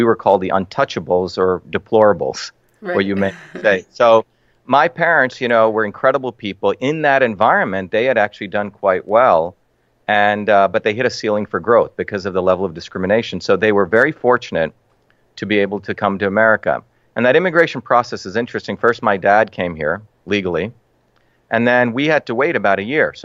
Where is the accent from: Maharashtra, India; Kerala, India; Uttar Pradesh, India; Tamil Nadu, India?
Maharashtra, India; Mumbai; also born or lived in South India (village); now in United States; I grew up in India, in a city called Bombay